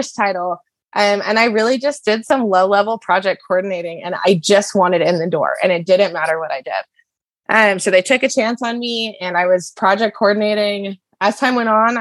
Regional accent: Denver, Colorado, United States; I grew up in Denver, no horses

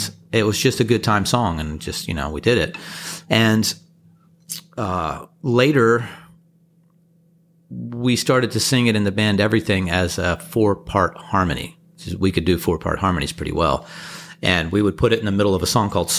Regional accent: East Coast, United States; I grew up on the East Coast

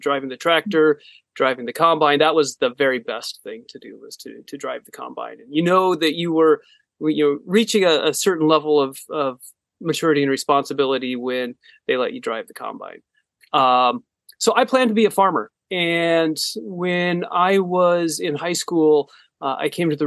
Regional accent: Northwest Iowa, United States; now in Ames, United States; I was born in Northwest Iowa, a small town, about 1,000 people

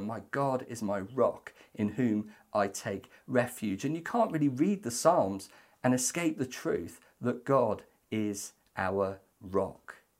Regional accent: Welsh, Wales, United Kingdom; Despite being Welsh

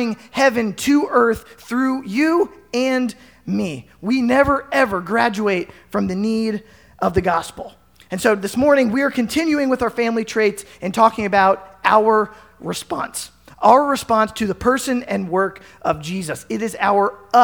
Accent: Carlisle, Pennsylvania, United States; now in Southwest Iowa, United States; growing up in Carlisle, Pennsylvania

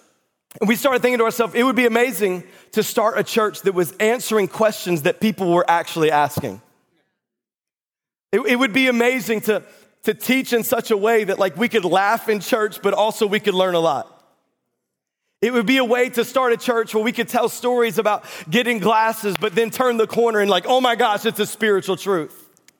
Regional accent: North Carolina, United States; moved away; I grew up in North Carolina.

